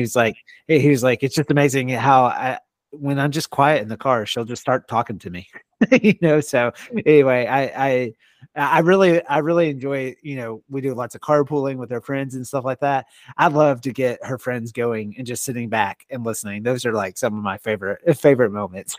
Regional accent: Longview, Texas, United States; moved away as an adult; now in Oklahoma, United States; I grew up in Texas.

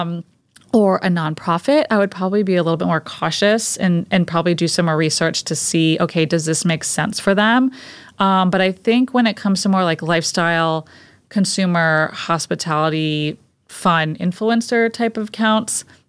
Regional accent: Fairfield, Connecticut, United States; now in South Shore, United States; I was born and raised in Fairfield, Connecticut, so about three hours from here and about an hour outside of New York City.

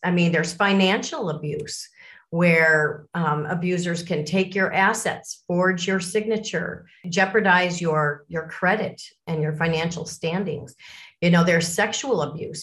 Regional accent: Lake Forest, Illinois, United States; also born or lived in Miami, Florida; i was born in Miami, Florida, and it wasn't too long after that our family moved to Lake Forest, Illinois, so a North Shore suburb of Chicago. And that's where I grew up.

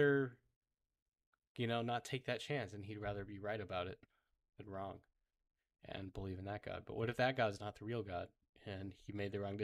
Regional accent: United States; I'm an American

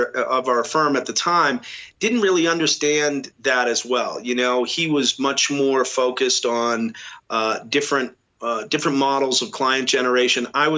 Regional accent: Boston, Massachusetts, United States; when I was growing up in New England, interestingly enough, I went to a boys' school, a Jesuit boys' school in the city.

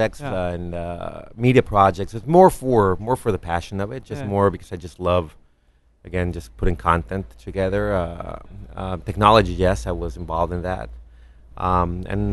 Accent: Mexico; now in Los Angeles, United States; I was raised in Mexico

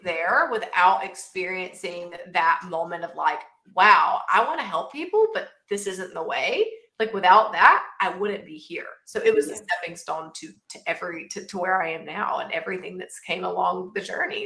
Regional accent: southern Georgia, United States; I am actually from a very small town in southern Georgia

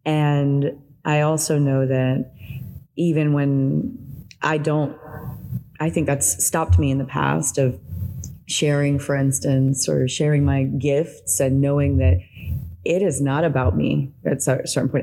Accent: the South, United States; moved away as an adult; now in Mexico; was born here in the South, I was raised in the South

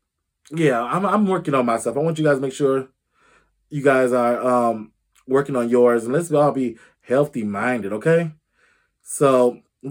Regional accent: Illinois, United States; Illinois, my home state.

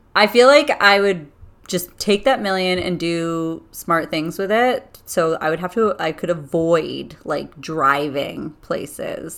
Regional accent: Canada; I'm Canadian and I love my Canadians and my country

